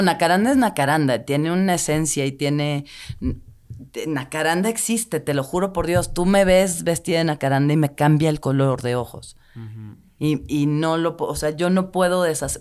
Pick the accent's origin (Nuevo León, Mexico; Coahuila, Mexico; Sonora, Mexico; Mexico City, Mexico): Mexico City, Mexico; yo crecí en Tlatelolco hasta los 35 me fui de ahí